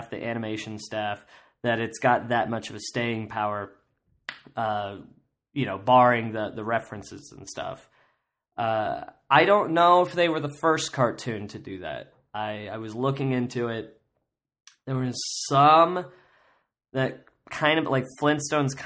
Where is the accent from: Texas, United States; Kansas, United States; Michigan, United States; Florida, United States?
Kansas, United States; I grew up in Kansas